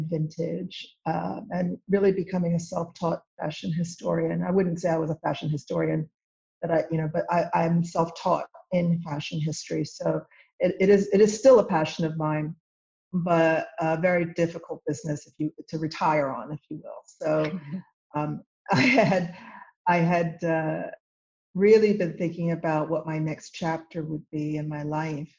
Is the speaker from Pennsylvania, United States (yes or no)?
yes; Villanova, Pennsylvania, United States; also born or lived in Saint-Marcellin, France; I was born outside of Philadelphia, and I grew up on the main line, Villanova